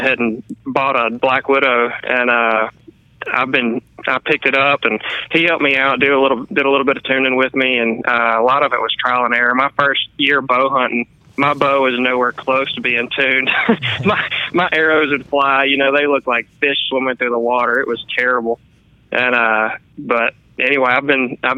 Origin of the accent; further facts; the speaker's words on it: Northwest Louisiana, United States; I'm actually from Northwest Louisiana, and I grew up on a little farm outside of town